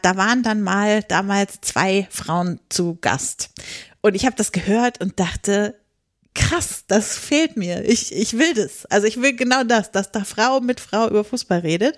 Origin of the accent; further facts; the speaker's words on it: northeast Lower Saxony, Germany; ich komme aus der Nähe von Hamburg, also aus Nordosten Niedersachsen